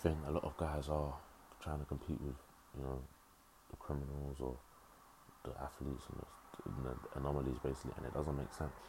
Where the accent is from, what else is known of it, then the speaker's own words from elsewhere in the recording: Dagenham, London, United Kingdom; also born or lived in Ipswich / Hull; I grew up in Dagenham